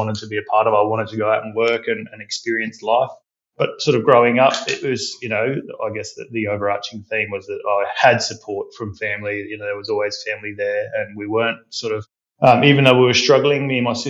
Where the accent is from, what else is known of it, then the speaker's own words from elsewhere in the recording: Adelaide, South Australia, Australia; I'm an Adelaide born boy through and through, still to this day based there